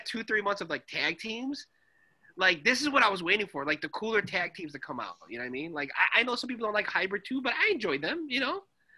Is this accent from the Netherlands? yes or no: no; Canada; I'm actually Canadian.